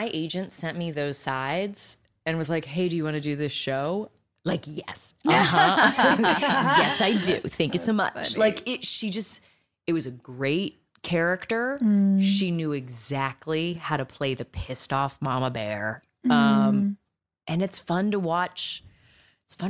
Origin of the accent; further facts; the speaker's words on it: Virginia, United States; moved away; I was super green from Virginia